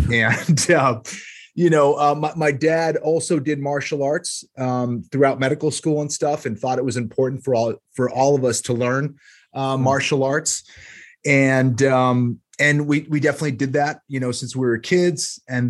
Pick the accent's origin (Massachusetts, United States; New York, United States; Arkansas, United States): Massachusetts, United States; So I come from a pretty large family. Both my parents were from Peru. I grew up just outside of the Boston area, one of six kids.